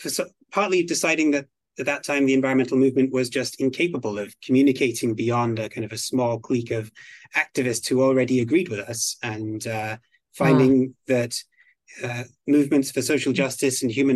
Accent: Belgium; also born or lived in United Kingdom; now in United States; Originally, I'm from the United Kingdom. I grew up in Belgium, where I went to an international school. And then I came to the United States on an exchange program at university. I fell in love with California and decided to stay.

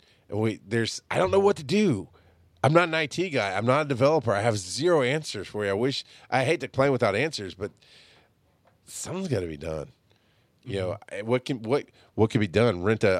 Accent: Georgia, United States; I'm from Georgia and I don't like peaches.

